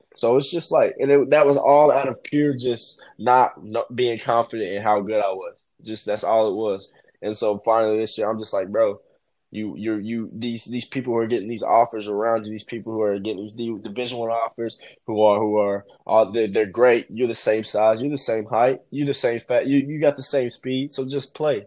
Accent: Knoxville, Tennessee, United States; I'm from Knoxville

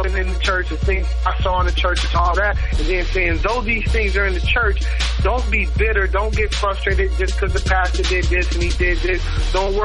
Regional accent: Memphis, Tennessee, United States; now in Tulsa, United States; I was born in Memphis, Tennessee.

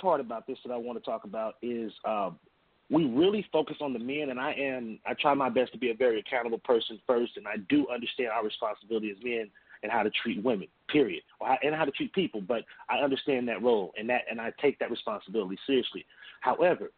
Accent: Atlanta, Georgia, United States; I was raised in Atlanta.

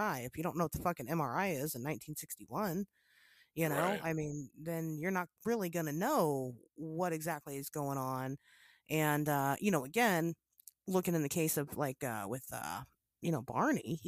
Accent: Midwest, United States; We're from the Midwest

